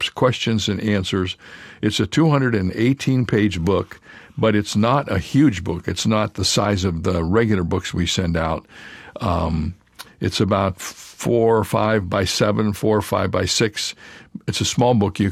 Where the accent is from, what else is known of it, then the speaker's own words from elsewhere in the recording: Indiana and Ohio, Midwest, United States; I grew up in Indiana and Ohio